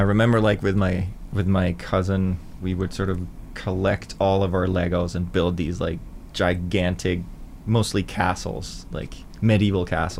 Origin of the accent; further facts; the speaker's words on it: Denmark; I grew up in Denmark in not a town, not a village, but like a hamlet, I guess, like, you know, kind of a chicken farm.